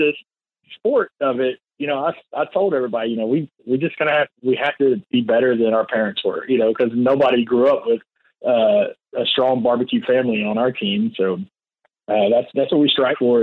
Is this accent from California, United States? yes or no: no; Crosby, Texas, United States; I grew up in Crosby, Texas